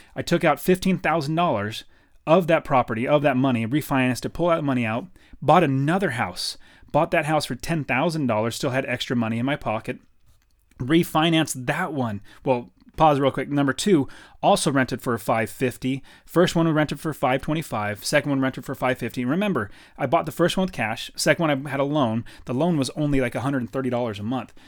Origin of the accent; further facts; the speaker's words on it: Fresno, California, United States; moved away as an adult; now in Phoenix, United States; I grew up in Fresno, California.